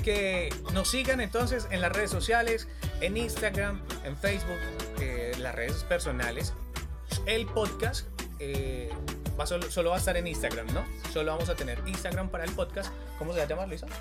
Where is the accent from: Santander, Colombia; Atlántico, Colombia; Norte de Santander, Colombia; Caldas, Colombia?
Caldas, Colombia; Manizales; accent: paisa; moved away as an adult; now in Cali, Colombia; soy de Manizales, llevo aproximadamente 10 años acá en la hermosa sucursal del cielo aquí en el Valle del Cauca en Cali